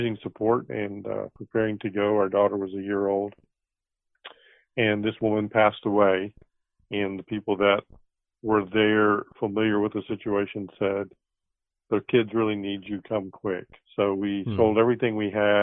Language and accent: English; Mississippi, United States; moved away as an adult; also born or lived in Florida; I'm from Mississippi.